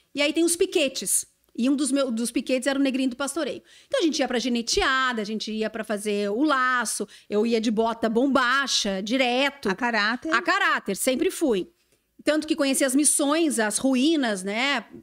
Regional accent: Santa Vitória do Palmar, Rio Grande do Sul, Brazil; moved away; eu sou gaúcha, eu sou de Santa Vitória do Palmar

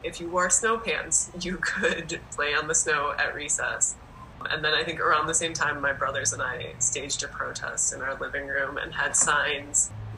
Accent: Wisconsin, United States; So I grew up in Wisconsin, and I think Wisconsin is a pretty interesting place in terms of a lot of like social wellness programs got started there, and it has pretty strong labor movement roots.

